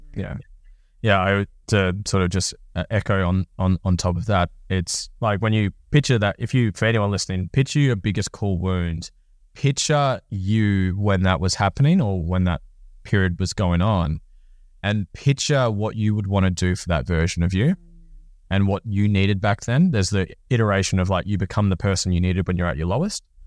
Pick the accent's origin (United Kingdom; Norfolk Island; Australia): Norfolk Island; moved away; I come from Norfolk Island